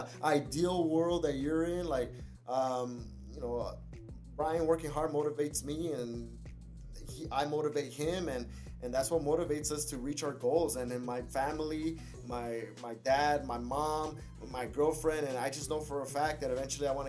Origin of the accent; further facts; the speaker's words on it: Burbank, California, United States; I was born and raised here in Burbank as well, in Los Angeles area